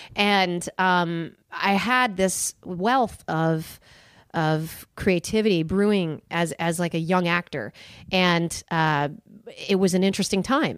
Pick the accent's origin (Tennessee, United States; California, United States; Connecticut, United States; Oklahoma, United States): Connecticut, United States; Milford; moved away; also born or lived in Los Angeles; I grew up on the East Coast. Um, I'm originally from New England. I'm from a small town in Connecticut called Milford